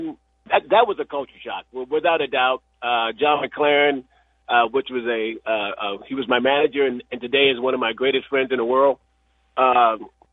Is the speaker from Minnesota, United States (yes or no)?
no; Oakland, California, United States; moved away as an adult; also born or lived in Portland, Arkansas; I'm coming from Oakland, California. I've never been out of there, never been out of there, even though I'm from Portland. Arkansas. I had never been out of Oakland ever.